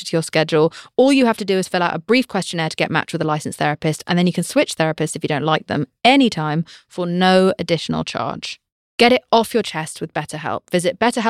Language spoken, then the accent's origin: English; United Kingdom; I'm British